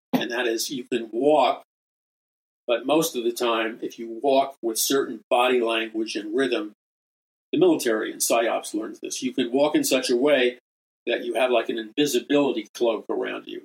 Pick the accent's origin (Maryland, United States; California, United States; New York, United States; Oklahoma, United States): New York, United States; New York City; from a very young boy growing up in Jackson Heights, Queens